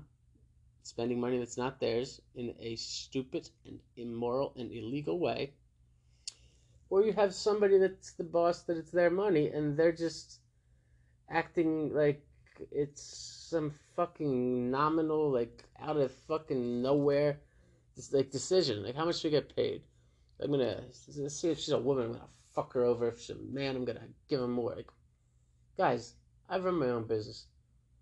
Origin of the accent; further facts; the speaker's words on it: New Jersey, United States; I'm from Jersey